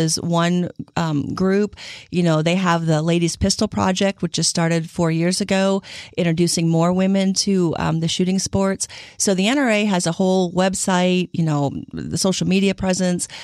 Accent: Illinois, United States; So I grew up in the Midwest. I grew up in Illinois

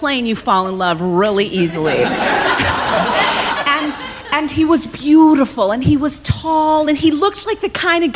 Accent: Evanston, Illinois, United States; moved away as an adult; now in Los Angeles, United States

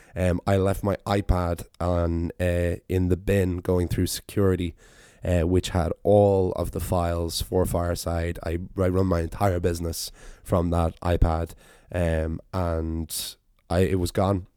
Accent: Ireland; go home to Ireland

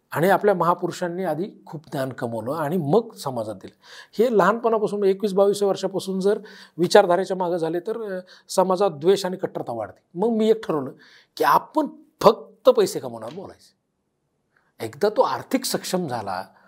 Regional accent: Beed district, Maharashtra, India; बीड जिल्ह्यात आमच्या जिल्ह्यात

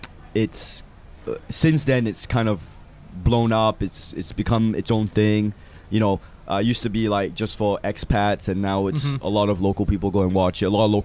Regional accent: Malaysia; also born or lived in Australia; now in United States; Like, yeah, I'm from Malaysia.

